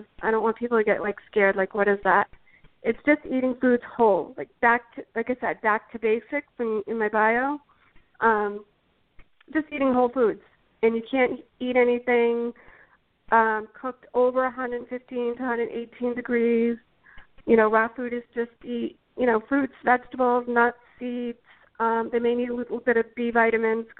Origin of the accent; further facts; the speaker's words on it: Massachusetts, United States; I'm originally from Massachusetts